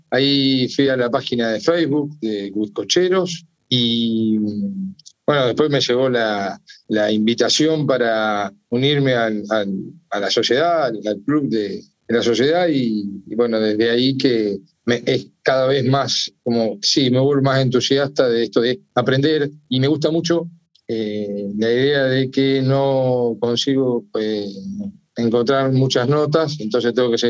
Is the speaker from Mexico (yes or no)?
no; Venado Tuerto, Santa Fe, Argentina; eh, yo soy de Argentina, del centro de Argentina, eh, en el sur de la provincia de Santa Fe, una ciudad chiquita que se llama Venado Tuerto.